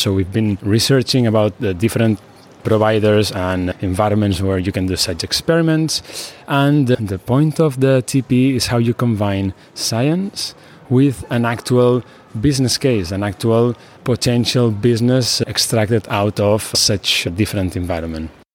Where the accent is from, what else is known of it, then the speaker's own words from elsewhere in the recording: Barcelona, Catalonia, Spain; I am from Barcelona, Spain